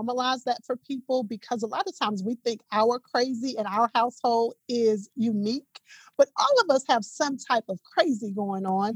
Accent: Dallas, Texas, United States; now in Atlanta, United States; I am a Texas native, born and raised in Dallas, Texas.

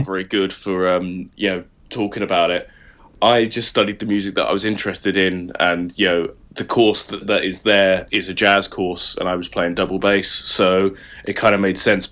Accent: Saffron Walden, East of England, United Kingdom; moved away as an adult; now in Leeds, United Kingdom; I'm actually from not far from Cambridge. I'm actually from Saffron Walden

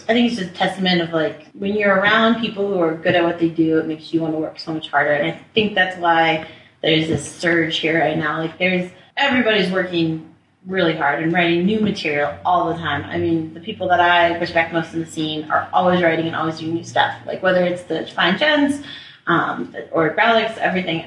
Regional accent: Littleton, Colorado, United States; also born or lived in Washington, D.C.; now in Denver, United States; I grew up in Littleton, Colorado. I moved here when I was 10 from DC

